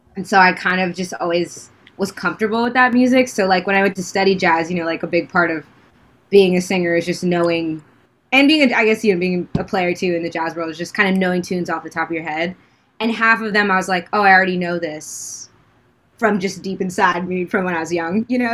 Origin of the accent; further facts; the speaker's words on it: United States; moved away as an adult; also born or lived in Washington, D.C. / New York / Los Angeles; I grew up in um, DC and then New York.